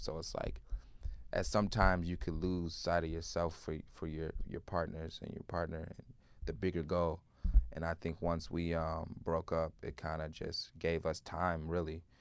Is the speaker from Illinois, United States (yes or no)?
yes; Chicago, Illinois, United States; growing up in Chicago in the music scene